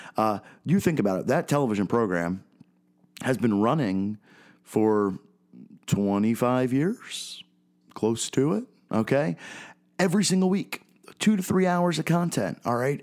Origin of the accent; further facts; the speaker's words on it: Philadelphia, Pennsylvania, United States; growing up in Philadelphia, I'm a 32 year old guy